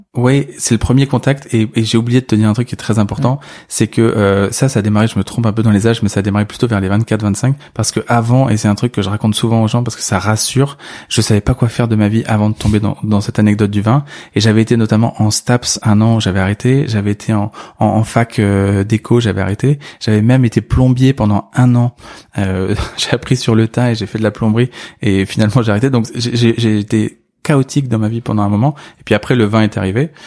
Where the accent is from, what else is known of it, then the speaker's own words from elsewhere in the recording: Senlis, Hauts-de-France, France; né en 85 à Senlis, dans l'Oise, en Picardie